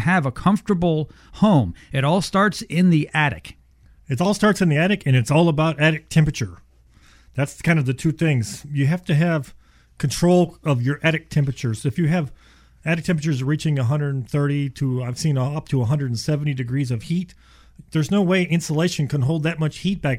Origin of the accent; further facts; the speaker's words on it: Houston, Texas, United States; also born or lived in Ohio; We moved here when I was seven, and I told my dad, I don't think I can stay here. It's too hot. And well, we've been here ever since